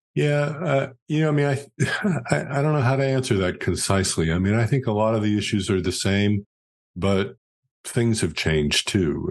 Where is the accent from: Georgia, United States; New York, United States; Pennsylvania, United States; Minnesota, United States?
New York, United States; New York City; moved away as an adult; also born or lived in Rhode Island; now in Dallas, United States; I grew up in Greenwich Village in New York City